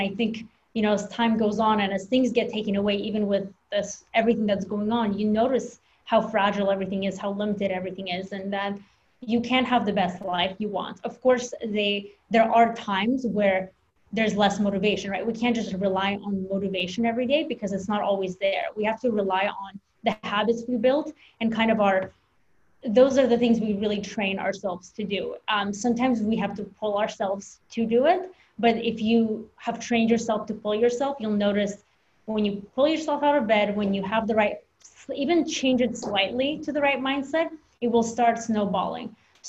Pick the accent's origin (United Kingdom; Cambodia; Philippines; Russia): Russia; now in United States; I'm an immigrant from Russia, so I moved here and that mentality, you know, you want to do better because your family overcame so many things.